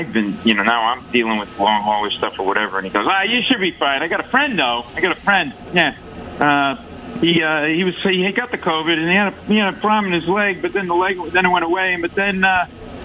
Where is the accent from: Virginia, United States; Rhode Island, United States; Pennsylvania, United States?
Rhode Island, United States; now in New York, United States; I live in New York, but I grew up in Rhode Island